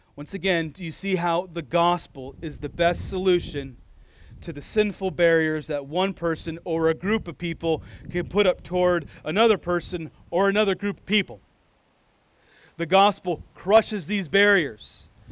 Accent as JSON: {"language": "English", "country": "United States", "tie": "born or raised there", "lives_now": "Iowa, United States", "said": "I'm a full-blooded American. I was born in America, and I, unless the Lord does something different, I'll likely die in America, probably in this state of Iowa"}